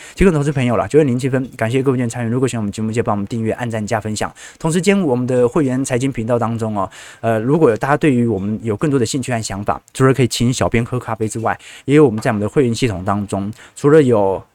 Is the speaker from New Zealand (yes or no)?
no; Taiwan; 但是我是台湾人